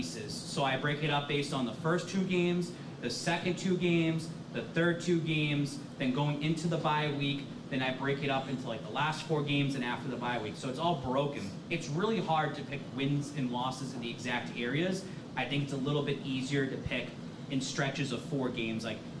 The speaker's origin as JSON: {"language": "English", "town": "Lawrence", "region": "Massachusetts", "country": "United States", "tie": "born or raised there", "moved": "yes", "lives_now": "South Shore, Massachusetts, United States", "said": "I grew up in Lawrence."}